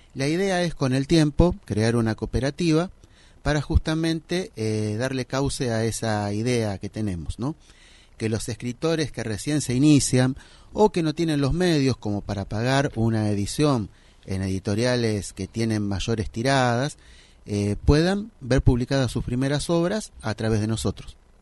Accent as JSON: {"language": "Spanish", "town": "Isidro Casanova", "region": "Buenos Aires Province", "country": "Argentina", "said": "Yo soy de Isidro Casanova y soy contador de profesión"}